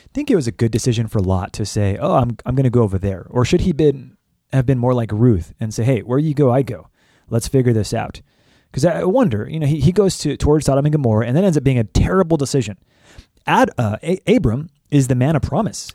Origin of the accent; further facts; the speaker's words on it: California, United States; moved away; I was raised in California